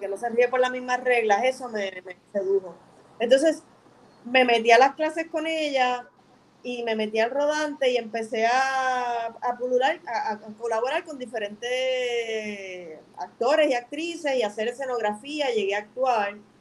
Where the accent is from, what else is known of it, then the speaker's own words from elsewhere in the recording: Bayamón, Puerto Rico; yo soy de Río Hondo, Bayamón